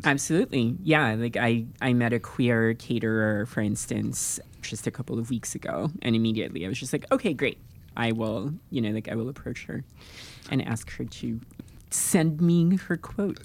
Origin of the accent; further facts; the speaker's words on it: Philippines; moved away; I come from the Philippines